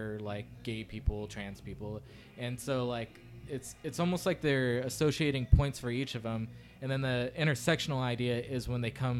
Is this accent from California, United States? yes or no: yes; California, United States; born or raised there